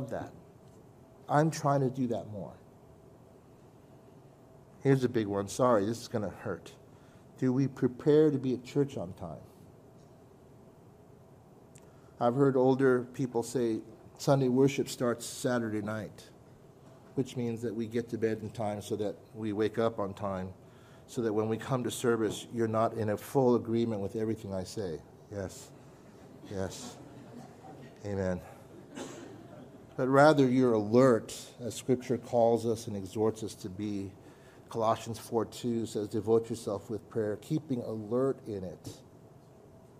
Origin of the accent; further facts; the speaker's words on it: California, United States; I'm from California